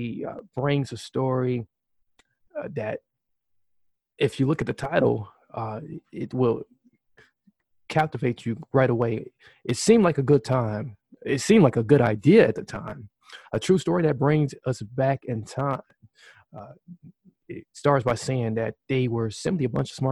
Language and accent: English; Wisconsin, United States; So we are both Wisconsinites